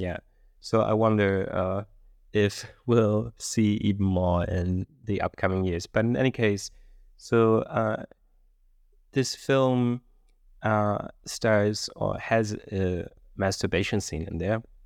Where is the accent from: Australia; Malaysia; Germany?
Germany; I'm from Germany